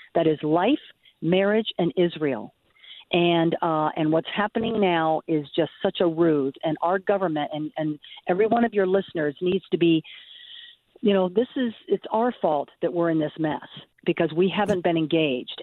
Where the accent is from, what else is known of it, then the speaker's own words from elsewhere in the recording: Venezuela; now in United States; I come from Venezuela